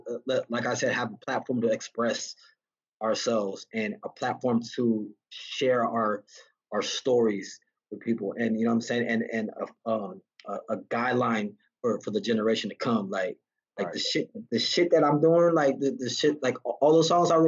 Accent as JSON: {"language": "English", "town": "Santa Ana", "region": "California", "country": "United States", "tie": "born or raised there", "moved": "yes", "lives_now": "Las Vegas, United States", "said": "I grew up in Santana"}